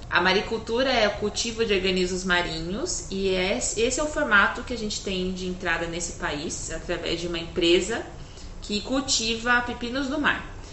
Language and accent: Portuguese; São Paulo, Brazil; Eu nasci em São Paulo